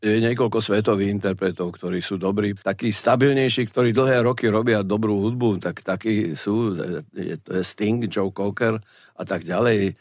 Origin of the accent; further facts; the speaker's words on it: Prešov, Prešov Region, Slovakia; moved away as an adult; now in Bratislava, Slovakia; Ostal som v Bratislave, nevrátil som sa do Prešova, odkiaľ pochádzam